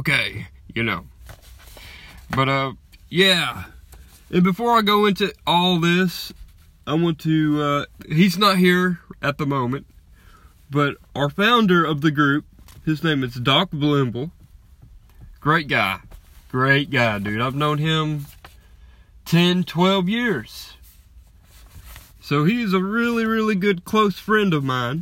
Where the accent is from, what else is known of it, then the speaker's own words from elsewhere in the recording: Alabama, United States; I was born and raised in Alabama